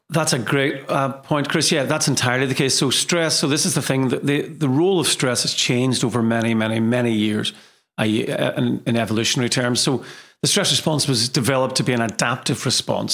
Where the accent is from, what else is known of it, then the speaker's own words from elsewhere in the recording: Derry, Northern Ireland, United Kingdom; moved away as an adult; also born or lived in Liverpool / Manchester; now in Leeds, United Kingdom; I hail from Derry, um, in Ireland, and So I've been in England now for many, many years.